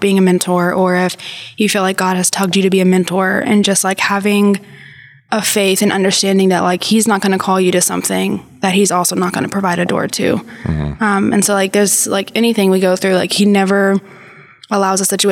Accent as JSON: {"language": "English", "town": "San Angelo", "region": "Texas", "country": "United States", "also_born_or_lived": "Dallas, Texas", "moved": "as an adult", "said": "So I'm from San Angelo."}